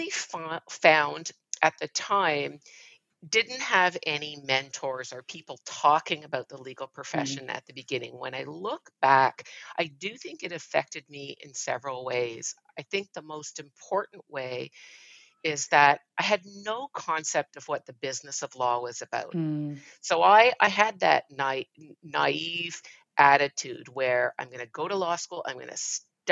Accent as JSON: {"language": "English", "town": "Montreal", "region": "Quebec", "country": "Canada", "tie": "born or raised there", "said": "I grew up in Montreal, Canada. Raised there most of my life by my mother."}